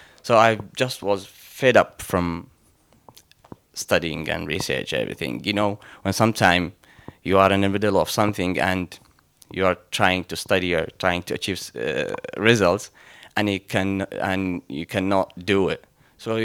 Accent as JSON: {"language": "English", "town": "Mosul", "region": "Nineveh", "country": "Iraq", "moved": "yes", "said": "I'm from Iraq. As you know, from the country of Abraham. And specifically from the city of Nineveh, the city of Jonah."}